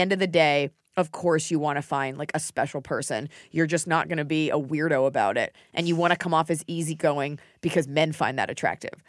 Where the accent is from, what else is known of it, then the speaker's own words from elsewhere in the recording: United States; I love being an American